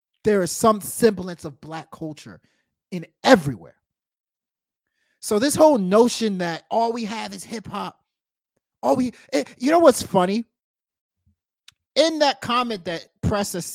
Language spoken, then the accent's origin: English; United States; growing up as a Black American, right, or as a Nigerian American